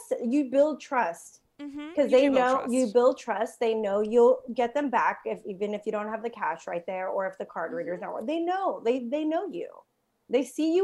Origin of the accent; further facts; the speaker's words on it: Southern California, United States; also born or lived in Mexico; now in New York City, United States; I'm from Southern California, so we don't have like quote unquote bodegas. In Mexico, where I'm also from